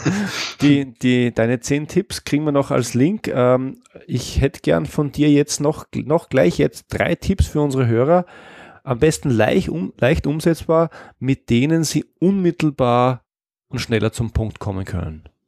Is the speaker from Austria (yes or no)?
yes; Austria; als Österreicher